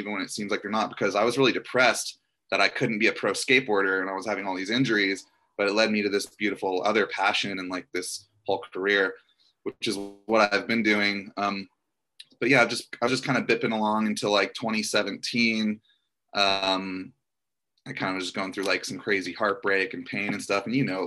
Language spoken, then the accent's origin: English; Orlando, Florida, United States; now in Los Angeles, United States; I grew up in Orlando, Florida